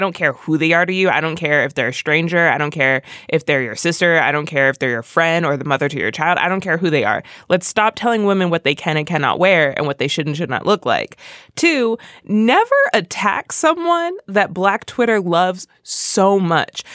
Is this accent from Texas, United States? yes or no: no; Philadelphia, Pennsylvania, United States; I'm from Philly